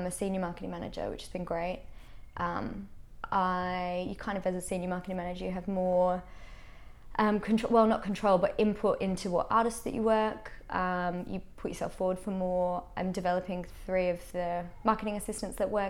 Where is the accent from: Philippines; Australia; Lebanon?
Australia; moved away as an adult; now in United Kingdom; a weird mix of being an Australian and being, you know, a smaller territory and coming with that experience